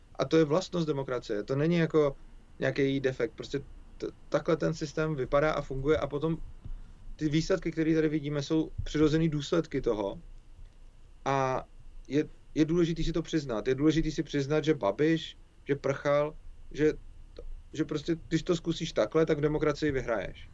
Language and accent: Czech; Czechia; my Češi